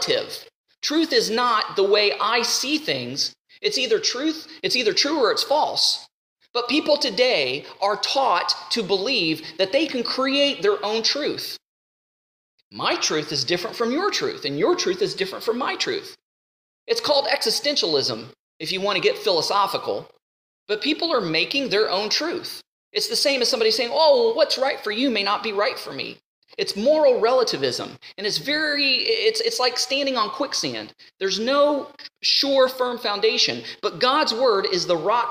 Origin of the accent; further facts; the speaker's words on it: United States; I'm an American